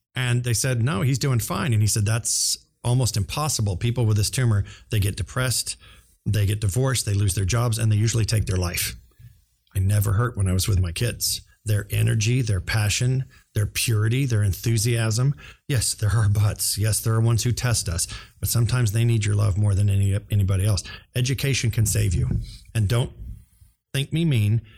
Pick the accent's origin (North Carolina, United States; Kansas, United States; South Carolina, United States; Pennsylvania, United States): Kansas, United States; Overland Park; also born or lived in Shawnee, Kansas; I was born in Shawnee, raised in Overland Park, went to K U